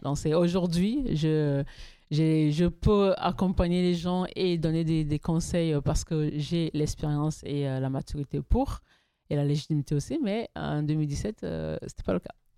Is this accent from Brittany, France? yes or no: no; Toulouse, Occitania, France; je suis toulousaine, je suis pas parisienne